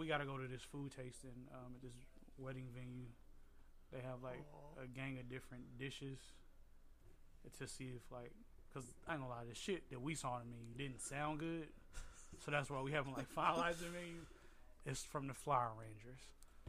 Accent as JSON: {"language": "English", "country": "Trinidad & Tobago", "said": "But I guess because I'm also Trinidadian, so we speak with our hands a lot, but our actions are led with our heart."}